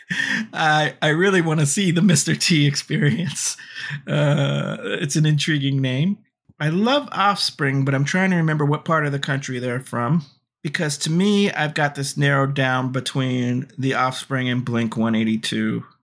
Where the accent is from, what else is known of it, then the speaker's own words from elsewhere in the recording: Gilman Street area, California, United States; now in New York, United States; that is my hometown area